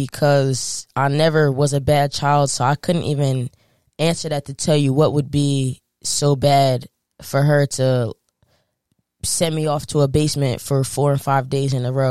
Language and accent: English; New Jersey, United States; we growing up in North Jersey, me and her lived in a townhouse.